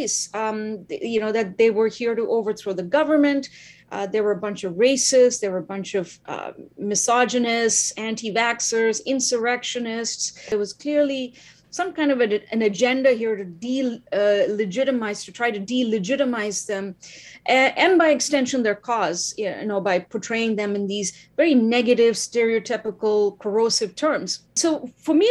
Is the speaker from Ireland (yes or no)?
no; India; now in Ottawa, Canada; I'm originally from India, the land of civil disobedience